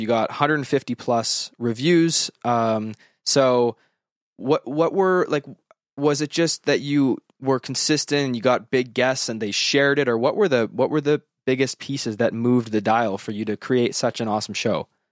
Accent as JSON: {"language": "English", "region": "Western Canada", "country": "Canada", "said": "I am from Western Canada"}